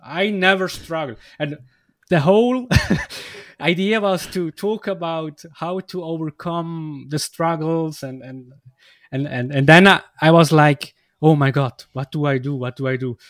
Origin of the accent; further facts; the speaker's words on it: Switzerland; English is a second language; I come from Switzerland